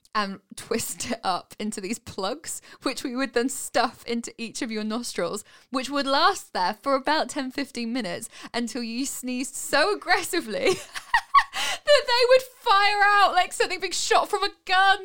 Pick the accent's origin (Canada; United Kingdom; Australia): United Kingdom; we're British